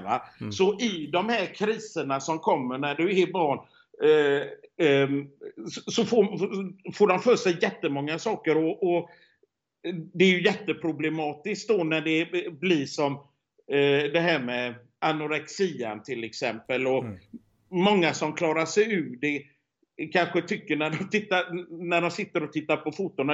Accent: Sweden; moved away; hemma i Sverige

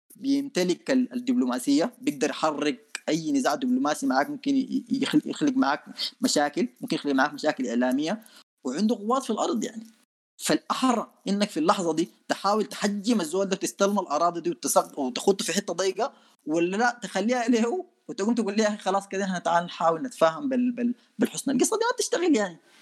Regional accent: Sudan; نحن عندنا في السودان

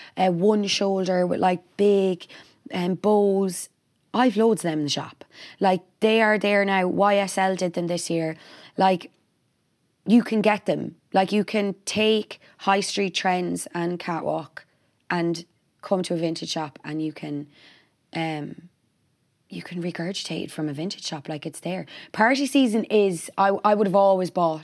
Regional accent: Ireland; as Irish people

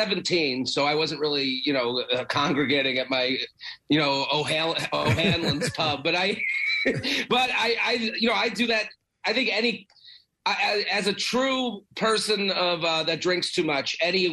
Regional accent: Boston, Massachusetts, United States; I'm from Boston

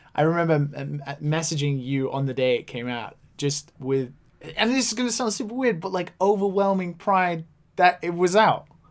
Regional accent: Wales, United Kingdom; accent: Welsh; now in Japan; I mentioned that I'd grown up in Wales

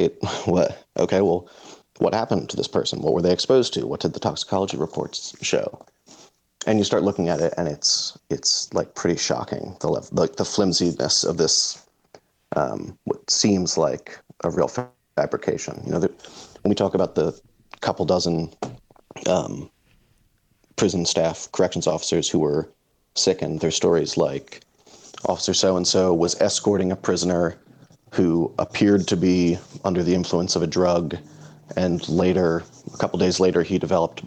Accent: Philadelphia, Pennsylvania, United States; I'm from Philadelphia

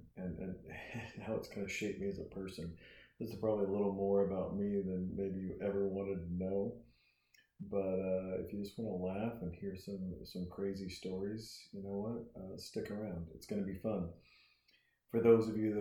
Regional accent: Montana, United States; also born or lived in Portland, Oregon; I'm a young kid. I'm growing up in Montana

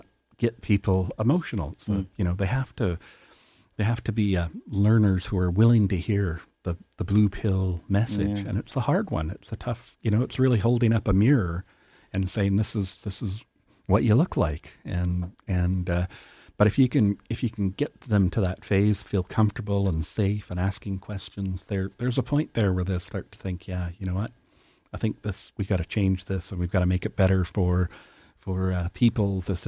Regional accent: Canada; It's not what we value as a Canadian society and Canadians.

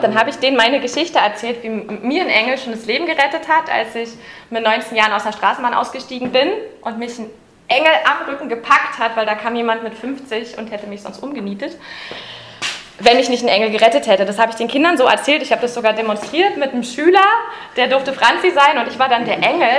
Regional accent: Berlin, Germany; Ich bin ja eine Urberlinerin. Ich bin also in Ostberlin geboren

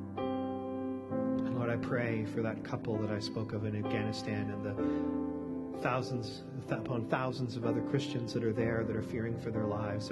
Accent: Canada; growing up in Canada

